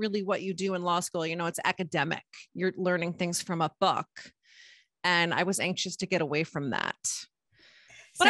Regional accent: Middlesex County, New Jersey, United States; I grew up in Middlesex County in New Jersey

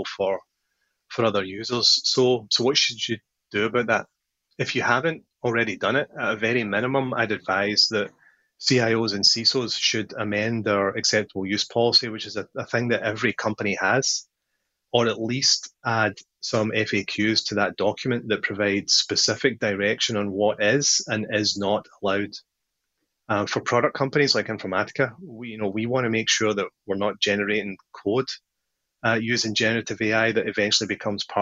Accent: Paisley, Scotland, United Kingdom; now in California, United States; I grew up in a town in Scotland

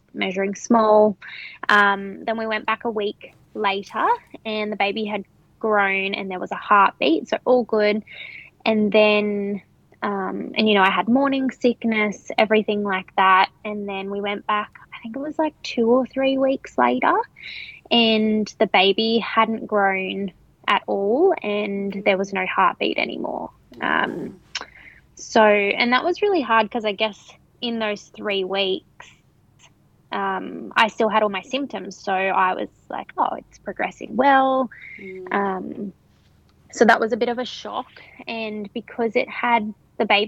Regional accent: Hunter Valley, New South Wales, Australia; I am from the Hunter Valley

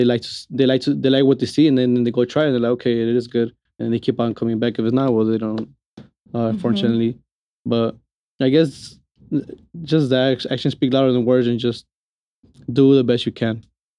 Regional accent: Los Angeles, California, United States; now in Las Vegas, United States; So if you guys ask why the 323 is, because we come from Los Angeles. So that's why we have the 323 area code compared to everybody that has a 702.

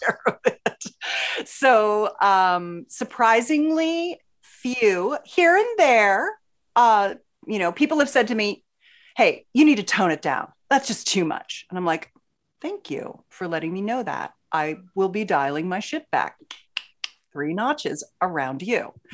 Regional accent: Philadelphia, Pennsylvania, United States; now in San Diego, United States; I grew up in Philly

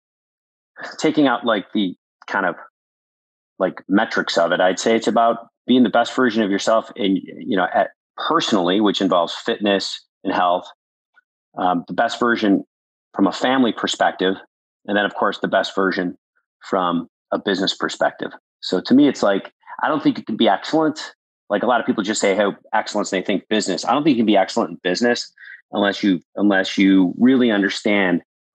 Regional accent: Buffalo, New York, United States; also born or lived in Wisconsin; growing up in Buffalo, New York

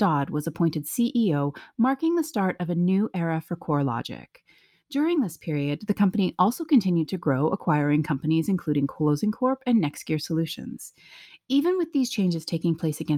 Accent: Canada; I am also Canadian

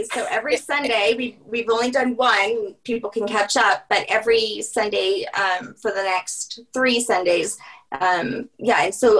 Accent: Louisiana, United States; we're from Louisiana.

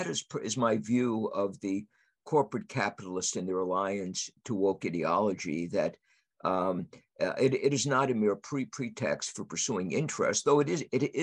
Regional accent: United States; As an American conservative

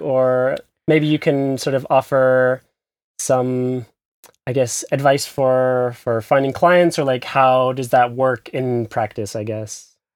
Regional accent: United States; moved away as an adult; now in Berlin, Germany; from the U S like me, but, uh, based also in Berlin

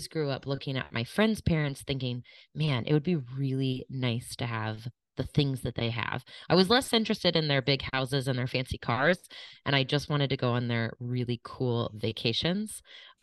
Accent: Kansas City, United States; I grew up in Kansas City. I grew up in the suburbs of Kansas City.

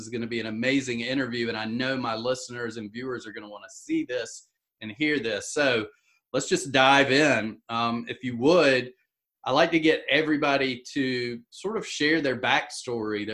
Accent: the South, United States; I'm from the South

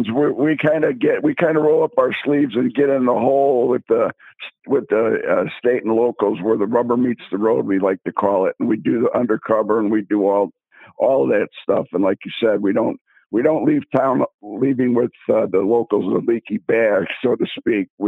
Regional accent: Chicago, Illinois, United States; moved away as an adult; also born or lived in Las Vegas; I grew up in Chicago on the South Side

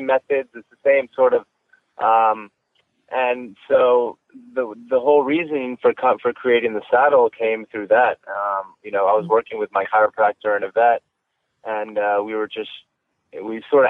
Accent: Wellington, Florida, United States; born or raised there

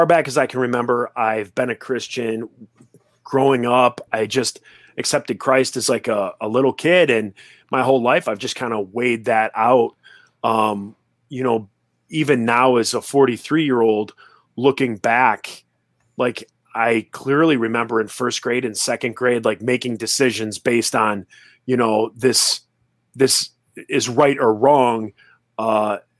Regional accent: Royal Oak, Michigan, United States; my hometown of Royal Oak, Michigan

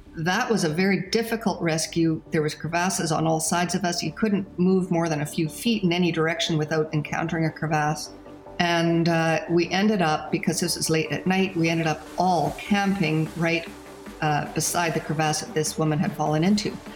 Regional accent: Calgary, Alberta, Canada; also born or lived in Saskatchewan; now in Golden, Canada; moved to Calgary, brought his kids to Calgary, and at that time I would have been about a year old

